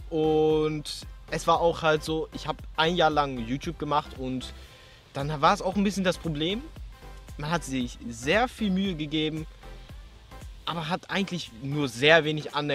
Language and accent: German; Netherlands; ich bin ja Niederländer, also Führerschein weiß ja nicht.